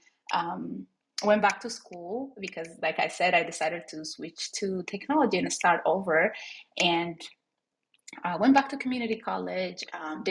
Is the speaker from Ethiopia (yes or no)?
yes; Ethiopia; moved away as an adult; now in Minnesota, United States; I'm also an immigrant from Ethiopia. I moved here 9 years ago from Ethiopia, eastern part of Africa, to the snow in Minnesota.